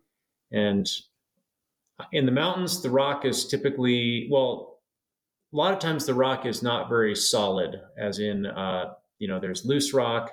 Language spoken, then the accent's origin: English; Seattle, Washington, United States; also born or lived in Hanover, New Hampshire / California; I grew up in Seattle